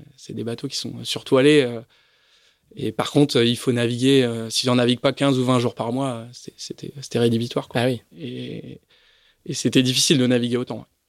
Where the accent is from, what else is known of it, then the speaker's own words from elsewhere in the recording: Paris, Île-de-France, France; on se retrouve deux Parisiens